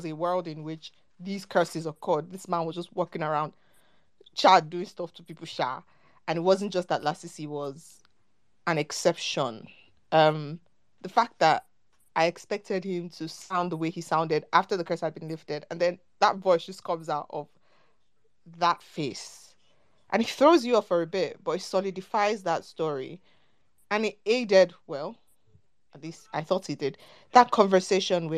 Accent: Nigeria; we're Nigerian

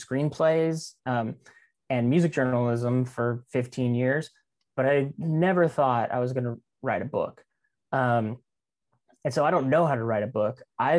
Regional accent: Kingsville, Texas, United States; also born or lived in San Diego, United States; I was born in San Diego, California, and my dad was in the Navy and he got transferred to Kingsville. This like, I mean, from, you know, Southern California beach city to random ranch town in South Texas.

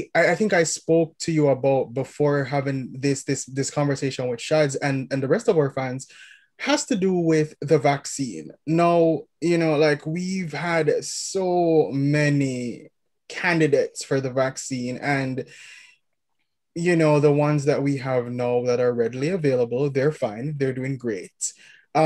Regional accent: Kingston, Jamaica; moved away; we're from Kingston

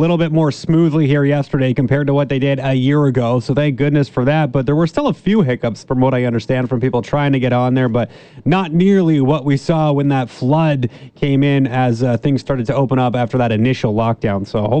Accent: Ontario, Canada; now in British Columbia, Canada; I grew up in Ontario.

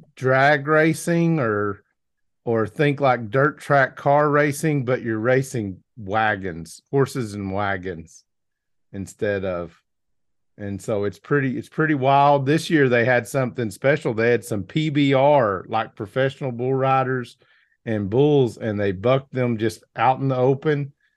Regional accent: Arkansas, United States; I'm from Arkansas

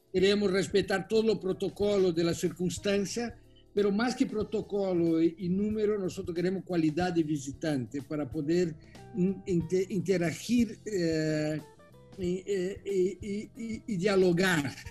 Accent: Italy; Spanish is a second language; Yo soy italiano, tienen que entender.

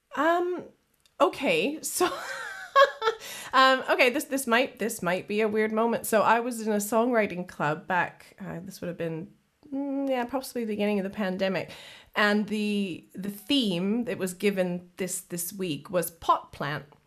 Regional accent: Kenora, Ontario, Canada; moved away as an adult; now in United Kingdom; I'm originally from Kenora, Ontario, so I'm proud Canadian

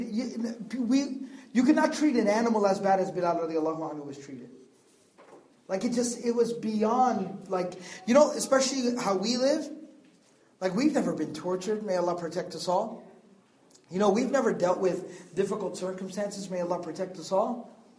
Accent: Texas, United States; I'm from Texas. No, I don't live in the countryside.

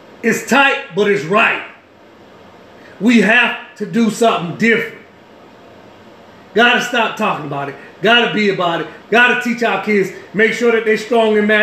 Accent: New Orleans, Louisiana, United States; where I come from New Orleans, where Katrina hit 2005

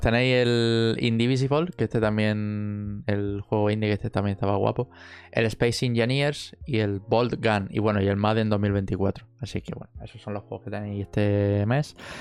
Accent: Jaén, Andalusia, Spain; somos de Jaén, han abierto un, un ciber en, nuestra ciudad.

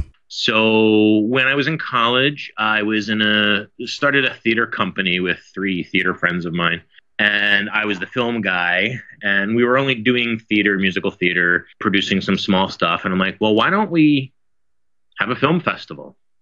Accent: Philadelphia, Pennsylvania, United States; I come from Philadelphia. It's a very, very small town on the East Coast.

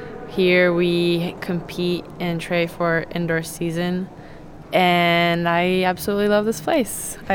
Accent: Kibbutz Gazit, Northern District, Israel; moved away as an adult; now in Pennsylvania, United States; I grew up in Kibbutz Gazit, which is a small village in northern Israel. I'm a daughter of Nomi and Yoel.

